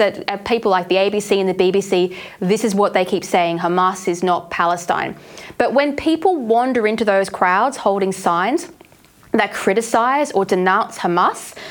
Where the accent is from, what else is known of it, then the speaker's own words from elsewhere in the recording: Australia; we come from Australia